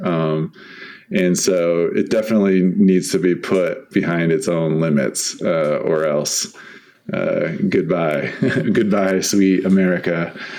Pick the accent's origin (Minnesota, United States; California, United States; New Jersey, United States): California, United States; San Diego; also born or lived in Bay Area; now in Utah, United States; I grew up in San Diego, so um, I've been a coast person all my life